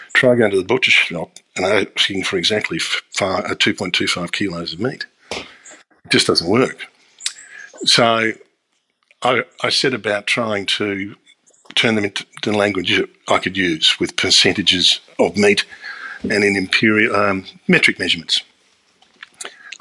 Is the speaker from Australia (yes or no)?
yes; Australia; I grew up in Australia in the 1960s and 70s.